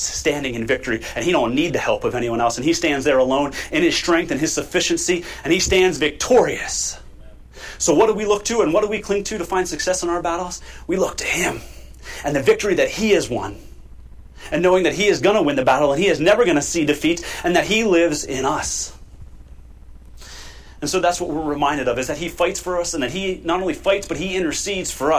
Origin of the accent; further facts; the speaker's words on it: United States; We are American citizens